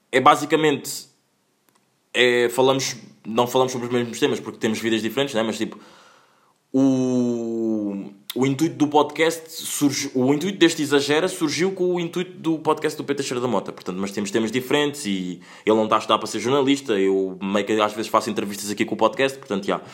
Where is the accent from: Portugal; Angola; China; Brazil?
Angola; Pá, eu sou angolano, adoro Kizomba, não é?